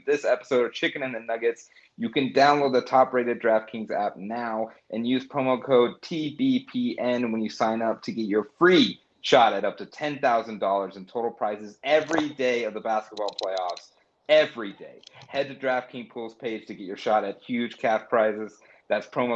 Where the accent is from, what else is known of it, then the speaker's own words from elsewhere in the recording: Colorado Springs, Colorado, United States; I grew up in Colorado Springs, Colorado.